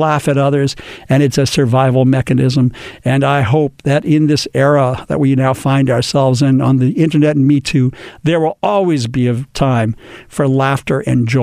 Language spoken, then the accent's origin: English; Los Angeles, California, United States; In my hometown where I was born and raised, Los Angeles